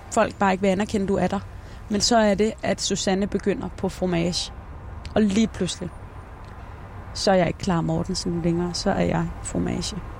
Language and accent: Danish; Denmark; born or raised there; also born or lived in Esbjerg